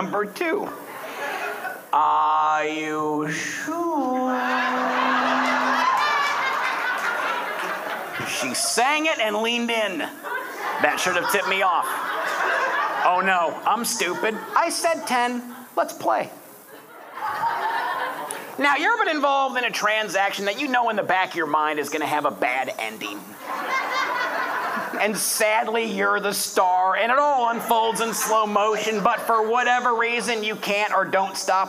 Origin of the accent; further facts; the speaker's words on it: Detroit, Michigan, United States; moved away as an adult; also born or lived in West Palm Beach, Florida; I'm originally from Detroit